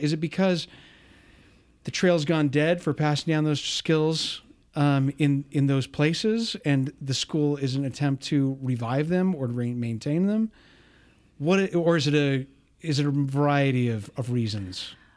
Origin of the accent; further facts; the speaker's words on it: United States; also born or lived in Spain; I hadn't been growing up in the United States